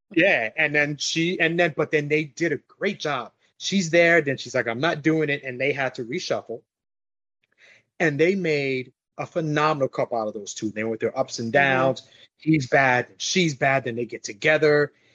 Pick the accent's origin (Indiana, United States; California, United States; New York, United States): New York, United States; New York City; also born or lived in Long Island / New Jersey; now in Florida, United States; I grew up in New York went to high school in Long Island